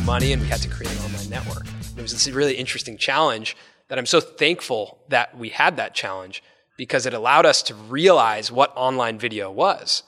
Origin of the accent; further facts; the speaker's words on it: Los Angeles, California, United States; growing up in Los Angeles